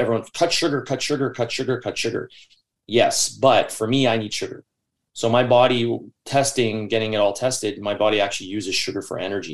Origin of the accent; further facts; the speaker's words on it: Newmarket, Ontario, Canada; also born or lived in Queensville, Ontario / Richmond Hill, Ontario; I was born in Newmarket, Ontario, and the first 9 to 10 years of my life, I lived in Queensville